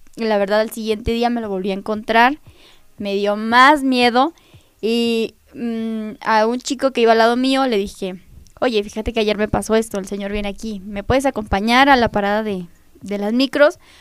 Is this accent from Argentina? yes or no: no; Nopalucan, Puebla, Mexico; Soy del municipio de Nopalucan